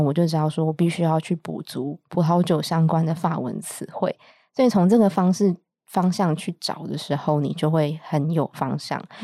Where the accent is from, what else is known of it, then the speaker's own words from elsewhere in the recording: Taiwan; moved away as an adult; now in France; 我是台湾人，因为我是台湾出生，然后到二十五岁左右呢，才到法国念书这样